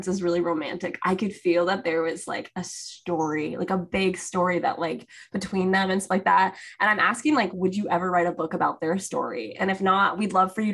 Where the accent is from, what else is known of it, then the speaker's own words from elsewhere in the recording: Sacramento, California, United States; I grew up in like a suburb surrounded by the orchards. So like the Sacramento area is where like I lived